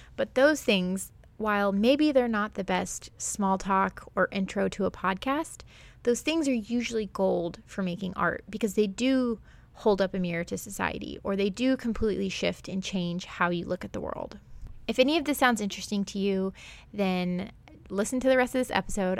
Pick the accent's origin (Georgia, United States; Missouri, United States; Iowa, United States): Missouri, United States; Springfield; also born or lived in Florida; I grew up in the Ozarks, which is in, like, southwest Missouri, northern Arkansas, but specifically Springfield, Missouri